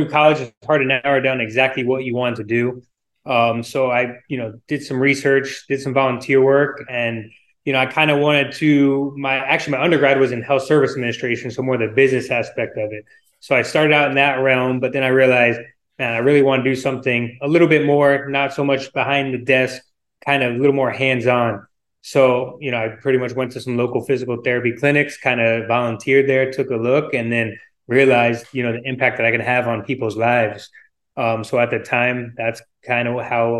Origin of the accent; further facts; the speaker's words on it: Miami area, Florida, United States; also born or lived in New York; I grew up in New York. I moved down here when I was seven. I'm living in Miami currently right now.